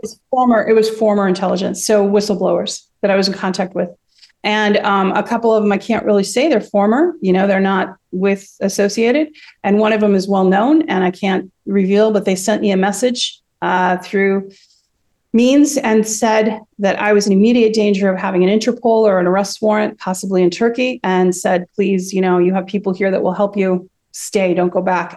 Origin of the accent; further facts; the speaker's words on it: United States; moved away as an adult; also born or lived in Seattle; now in Russia; I'm saying this as an American